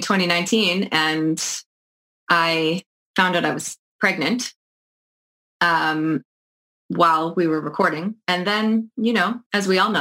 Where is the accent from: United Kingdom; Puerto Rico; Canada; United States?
Canada; New Brunswick; moved away as an adult; also born or lived in Toronto; now in Charlottetown, Canada; I'm from New Brunswick, and I did live in Toronto for about 10 years